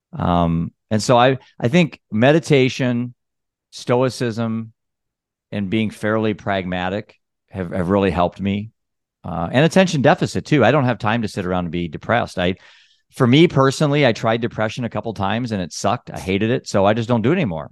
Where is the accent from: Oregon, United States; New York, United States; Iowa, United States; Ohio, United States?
Iowa, United States; I'm a dad from Iowa.